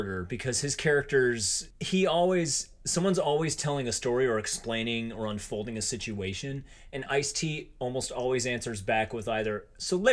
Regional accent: Oregon, United States; now in New York, United States; I'm from Oregon

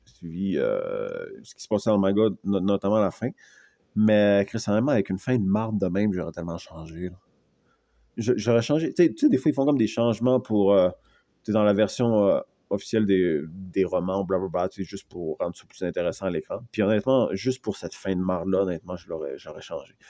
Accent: Canada; je suis Canadien

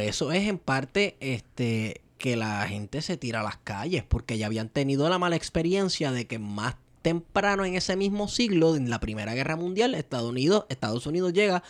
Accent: Venezuela; Estoy hablando como venezolano

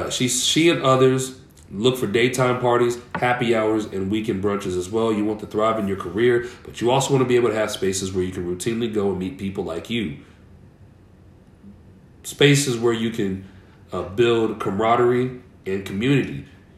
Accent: Kansas City, Missouri, United States; I grew up on Troost.

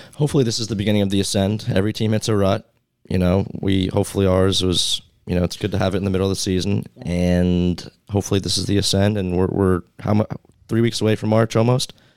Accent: New York, United States; my hometown Knicks

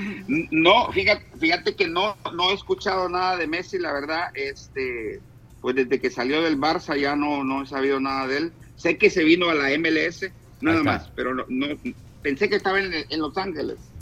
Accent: El Salvador; now in Miami, United States; mi pueblo de El Salvador

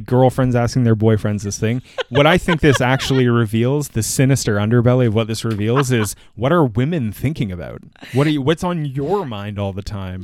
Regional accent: Canada; as a Canadian

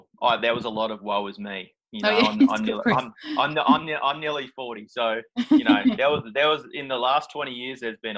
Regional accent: Gold Coast, Queensland, Australia; moved away; I'm from the Gold Coast originally

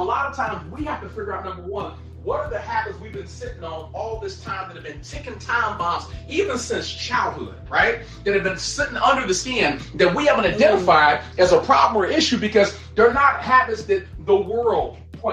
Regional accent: Gary, Indiana, United States; I grew up poor in Gary, Indiana

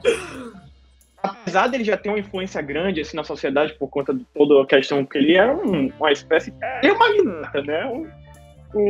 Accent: Salvador, Bahia, Brazil; now in United States; sou de Salvador, Bahia

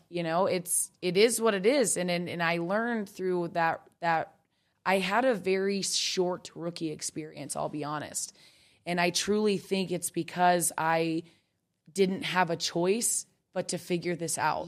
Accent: Kansas, United States; I grew up in Kansas

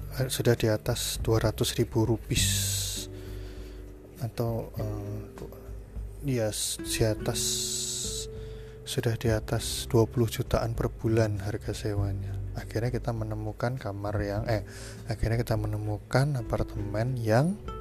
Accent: Cilacap, Central Java, Indonesia; moved away as an adult; also born or lived in Mumbai, India; sekarang Posisi saya sudah di Indonesia, tepatnya di Cilacap, di kota kelahiran saya

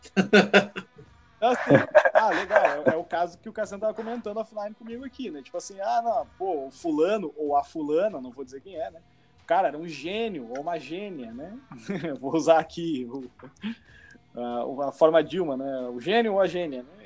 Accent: Brazil; moved away as an adult; now in Canada; eu não tenho outra cidadania, só, só, sou brasileiro

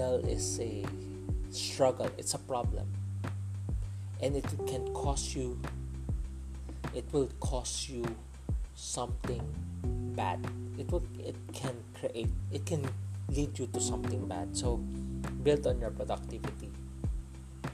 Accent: Philippines; I'm a Filipino, so I use Tagalog word

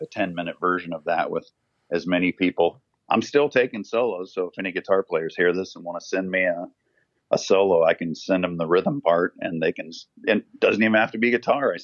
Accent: Cedar Falls, Iowa, United States; moved away as an adult; also born or lived in Los Angeles, United States; That's what I grew up with in Iowa.

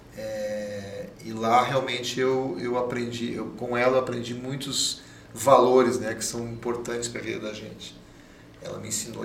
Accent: Caxias do Sul, Rio Grande do Sul, Brazil; also born or lived in Porto Alegre; a minha infância toda é lá em Caxias do Sul

